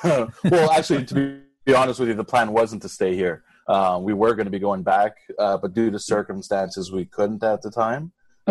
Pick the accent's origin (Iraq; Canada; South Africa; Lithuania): Canada; Montreal, Quebec; now in Davao, Philippines; Being like a Canadian, that's pretty much, it's easier for me. I'm not the big city type guy, so I prefer it out here.